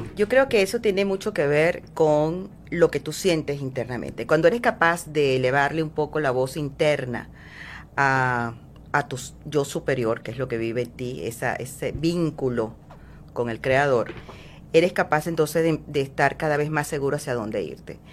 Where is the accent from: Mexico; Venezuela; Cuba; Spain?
Venezuela; moved away as an adult; now in Miami, United States; soy venezolana. Eh, tengo aproximadamente nueve años viviendo en Miami.